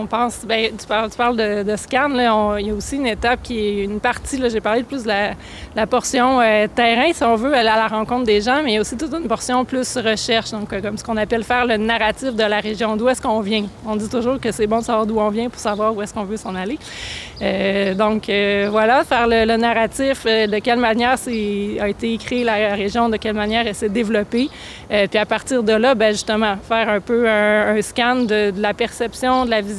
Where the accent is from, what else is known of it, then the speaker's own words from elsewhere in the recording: Sherbrooke, Quebec, Canada; moved away as an adult; also born or lived in Montreal / Buenos Aires; now in Saguenay, Canada; Euh, je suis originaire de Sherbrooke, en Estrie. Euh, je suis restée là une vingtaine d'années. Puis après ça, euh, entre autres, j'ai étudié à Québec, j'ai étudié à Montréal, j'ai fini mon bac multidisciplinaire à Buenos Aires, en Argentine.